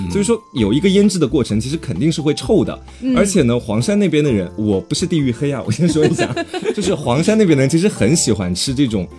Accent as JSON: {"language": "Chinese", "town": "Xuancheng", "region": "Anhui", "country": "China", "said": "我们家其实是在宣城那一边，"}